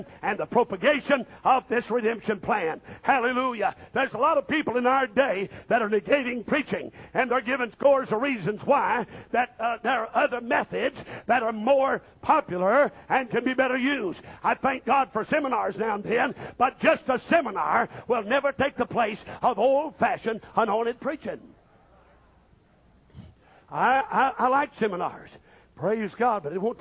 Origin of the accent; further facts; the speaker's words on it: Missouri, United States; I was raised up in Missouri